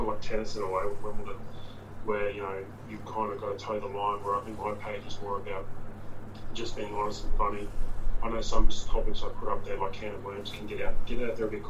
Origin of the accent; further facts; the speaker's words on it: Brisbane, Queensland, Australia; also born or lived in St. Louis, Missouri, United States / Gold Coast, Australia; we lived and grew up in Zilmere before it became like unit blocks and all